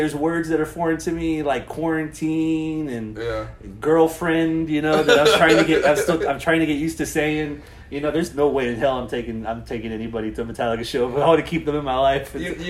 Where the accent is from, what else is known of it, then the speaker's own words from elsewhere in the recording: Texas, United States; I was like, well, I'm from Texas.